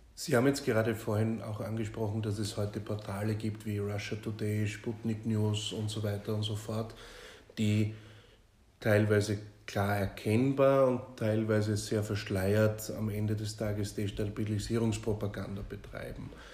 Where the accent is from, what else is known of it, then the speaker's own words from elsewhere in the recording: Austria; als Österreicher